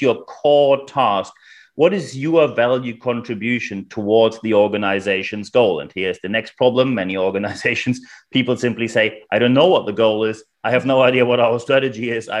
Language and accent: English; Germany; accent: German; as you can probably hear by my charming accent, I am German